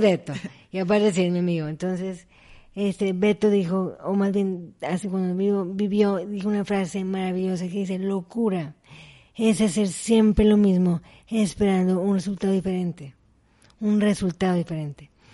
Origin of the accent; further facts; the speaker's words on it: Mexico; fui la primera mexicana en competir en esa competencia